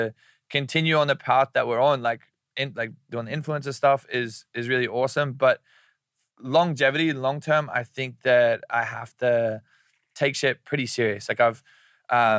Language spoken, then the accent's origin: English; Brisbane, Queensland, Australia; moved away; he's from the same place in Australia that I'm from